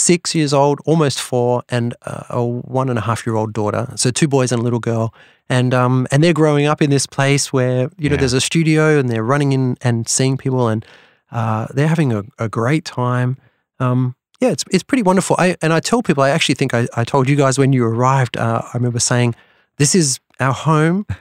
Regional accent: Sydney, New South Wales, Australia; my hometown

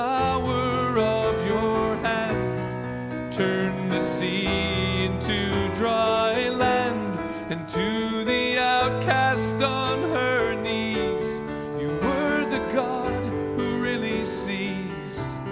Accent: Nashville, Tennessee, United States; I grew up in Nashville

